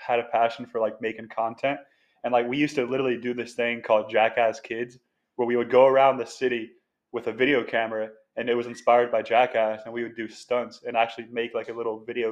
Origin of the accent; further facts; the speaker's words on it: Jacksonville, Florida, United States; I grew up here in Jacksonville, Florida. That's where we are right now. And I've been here my whole life.